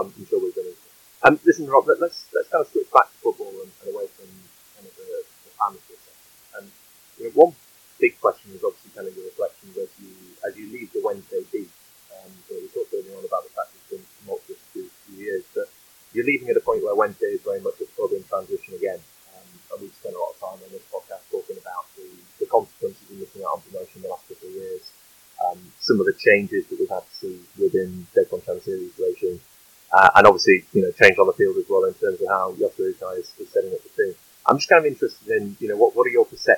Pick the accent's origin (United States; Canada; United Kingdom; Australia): United Kingdom; moved away; as a Brit